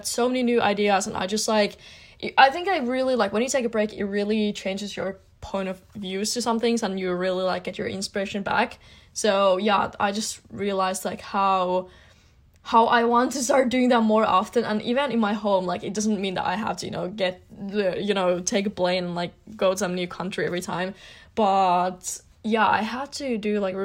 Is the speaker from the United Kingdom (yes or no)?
no; Finland; I'm from Finland